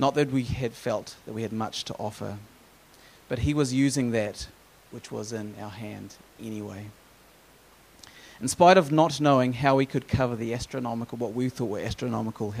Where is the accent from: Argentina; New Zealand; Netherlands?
New Zealand; moved away as an adult; also born or lived in United States; growing up in New Zealand with free maternity care.